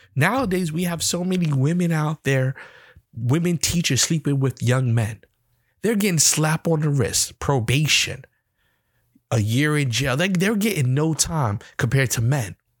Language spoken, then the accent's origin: English; New York, United States; I'm from New York myself